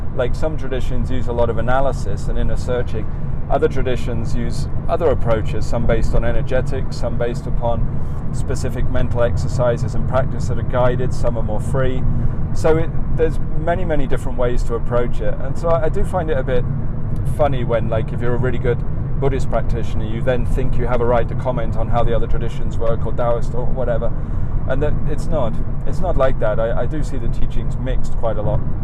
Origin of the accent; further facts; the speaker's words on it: England, United Kingdom; accent: English; moved away as an adult; now in United States; the more people I met who recognised me as the only Englishman, I became more English. My accent became more English than it's ever been before